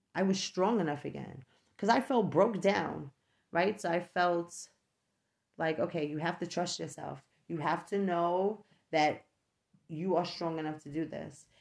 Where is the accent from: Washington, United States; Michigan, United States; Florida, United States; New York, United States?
New York, United States; moved away as an adult; I no longer live in New York. I am from New York